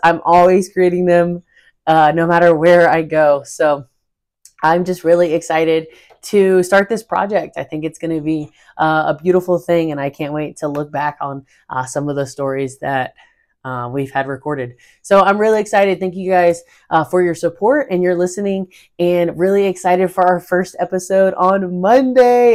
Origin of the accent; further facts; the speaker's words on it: North Carolina, United States; I am originally from North Carolina in the United States